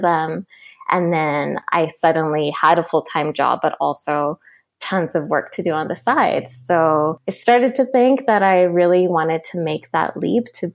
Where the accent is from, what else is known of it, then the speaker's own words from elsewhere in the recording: Nairobi, Kenya; moved away as an adult; now in Vancouver, Canada; I'm originally from Nairobi, Kenya, and I moved here to Vancouver about 9 years ago when I started university